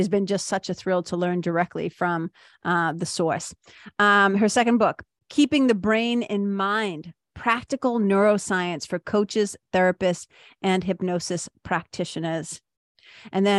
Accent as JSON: {"language": "English", "town": "Boston", "region": "Massachusetts", "country": "United States", "said": "I'm from Boston"}